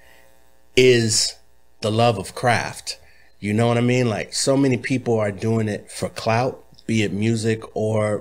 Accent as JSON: {"language": "English", "town": "Los Angeles", "region": "California", "country": "United States", "tie": "born or raised there", "also_born_or_lived": "Inglewood / Bay Area", "said": "I was born in Inglewood, mm-hmm. and I was raised all over Los Angeles"}